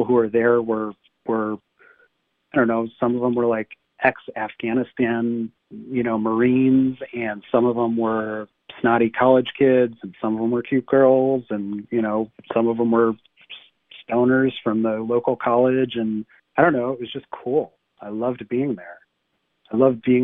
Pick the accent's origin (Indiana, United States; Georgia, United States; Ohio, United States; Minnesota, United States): Ohio, United States; University Heights; when I was growing up in University Heights, Ohio